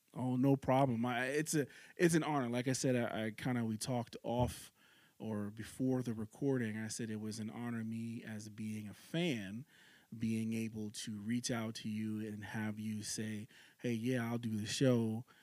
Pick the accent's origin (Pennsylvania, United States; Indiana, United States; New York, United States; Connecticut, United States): New York, United States; New York City; moved away as an adult; now in Nebraska, United States; I live in Nebraska, but I'm originally yeah. from New York City. So okay. and I grew up in New York City until I was 20 years old